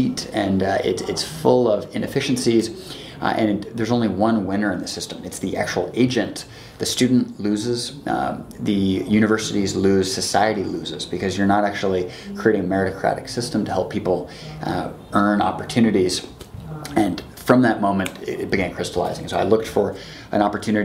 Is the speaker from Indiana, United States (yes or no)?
no; Seattle, Washington, United States; moved away as an adult; also born or lived in Chicago / Cambridge; now in China; I'm from Seattle, and on the West Coast, China has a really big influence. So literally age 5, I'm swimming in the Puget Sound with my dad.